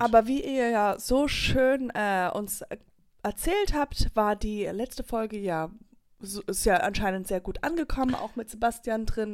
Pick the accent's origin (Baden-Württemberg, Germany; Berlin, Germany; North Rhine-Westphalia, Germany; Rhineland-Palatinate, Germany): Rhineland-Palatinate, Germany; Höhr-Grenzhausen; Das ist meine Heimat, daher komme ich